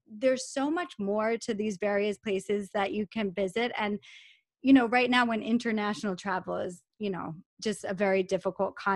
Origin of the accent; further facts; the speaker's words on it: New York, United States; I come from Long Island, New York.